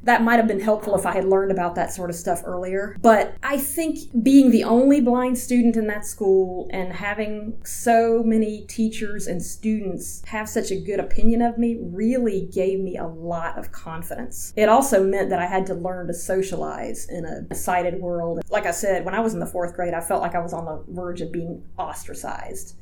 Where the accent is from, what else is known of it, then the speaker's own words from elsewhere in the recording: Georgia, United States; also born or lived in Atlanta, Georgia / LaFayette, Georgia; now in Washington, D.C., United States; I grew up in Georgia I lived in Atlanta until I was about 11, and then my family moved to northwest Georgia, about 20 minutes outside of a small town called Lafayette.